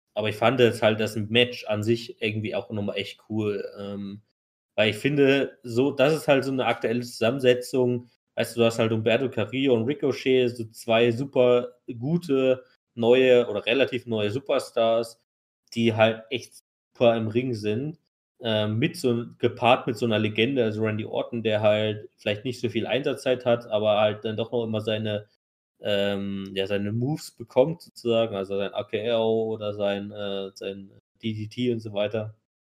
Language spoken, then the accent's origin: German; Germany; wie es für uns halt ist als Deutsche